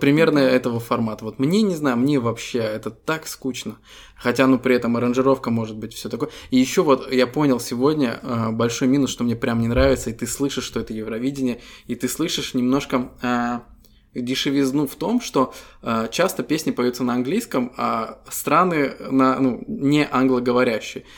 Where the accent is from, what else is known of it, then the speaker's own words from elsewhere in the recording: Estonia; Мы ребята из Эстонии